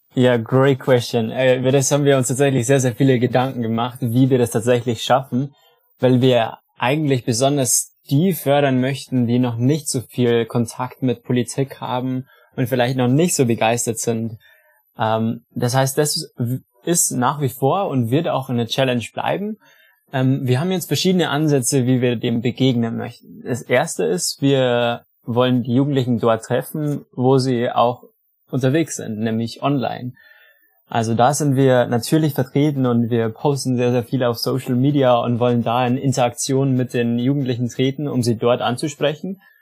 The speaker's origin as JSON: {"language": "German", "area": "between Chiemsee and the mountains", "region": "Bavaria", "country": "Germany", "said": "Ich komme aus dem wunderschönen Bayern zwischen Chiemsee und den Bergen"}